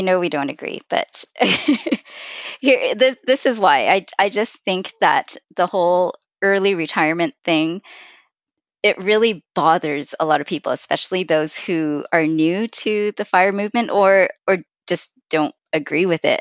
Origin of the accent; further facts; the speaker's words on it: Vancouver, British Columbia, Canada; I, I was born and raised in Vancouver